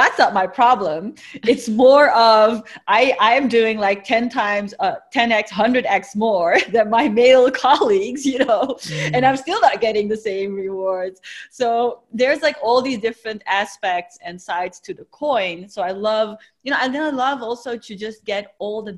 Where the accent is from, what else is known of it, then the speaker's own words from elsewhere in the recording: Netherlands; my parents originally being from Turkey, but had migrated to the Netherlands. So I really went through high school being the only Turkish girl